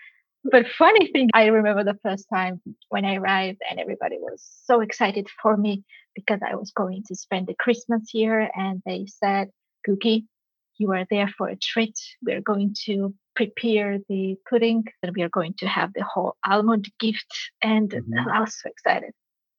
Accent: Georgia; moved away as an adult; now in Aarhus, Denmark; I am originally from Georgia, but unexpectedly, around 3 years ago, 4 years ago, I ended up in Denmark, in Aarhus.

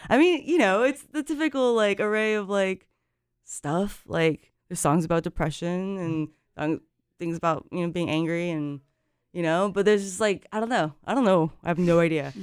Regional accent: Japan; moved away as an adult; now in Carrboro, United States; I grew up, like I said, I grew up in Japan. I moved here

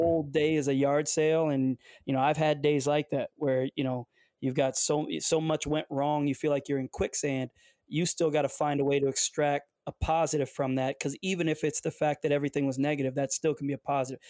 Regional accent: Detroit, Michigan, United States; also born or lived in Windsor, Ontario, Canada; I'm from the Detroit area

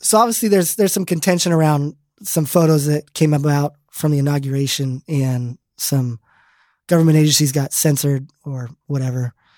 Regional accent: Arizona, United States; I grew up in Arizona.

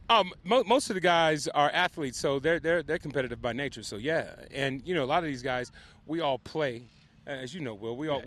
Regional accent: Compton, California, United States; I'm from Compton, both of us are first generation successful.

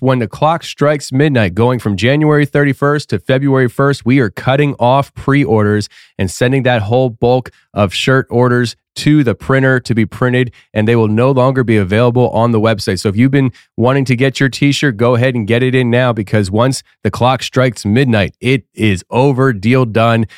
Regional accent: East Tennessee, United States; Gatlinburg, Tennessee, my home state, East Tennessee

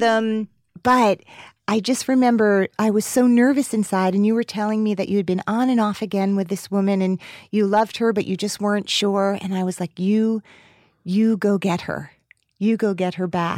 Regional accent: New Jersey, United States; I grew up in New Jersey

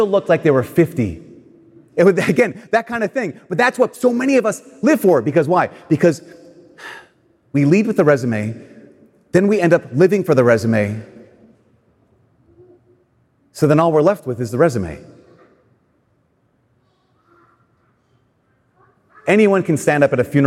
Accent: Brainerd, Minnesota, United States; I'm from Brainerd

